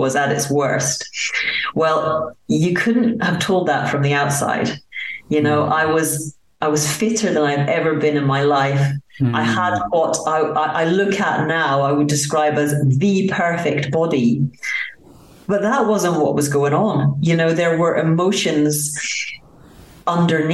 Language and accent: English; Aberdeen, Scotland, United Kingdom; moved away as an adult; also born or lived in United States; now in France; I was brought up in Aberdeen, Scotland, in a council area